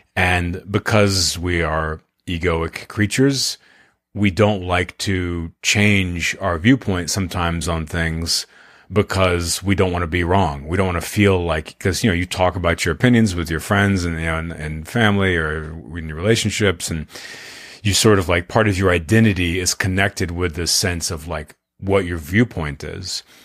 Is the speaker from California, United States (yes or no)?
no; Austin, Texas, United States; I'm from Austin, Texas, I still live here